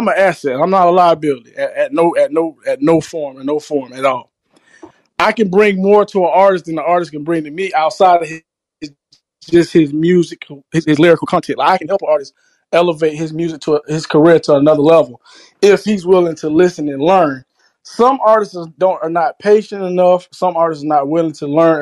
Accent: South Florida, United States; I'm from South Florida

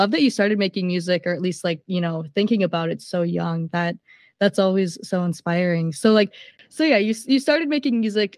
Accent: Minnesota, United States; I'm from Minnesota

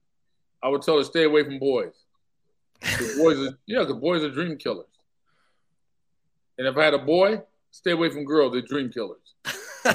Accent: Compton, California, United States; moved away as an adult; also born or lived in Germany / Europe; I'm from Compton.

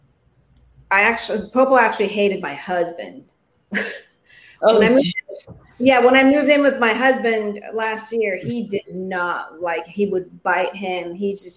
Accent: Philippines; moved away as an adult; now in United States; I was actually born and raised in the Philippines

